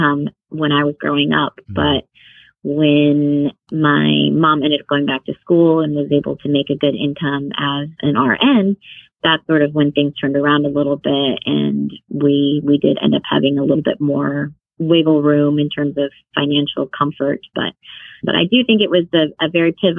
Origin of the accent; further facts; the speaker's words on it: Houston, Texas, United States; I grew up in Houston, but my parents are originally from Vietnam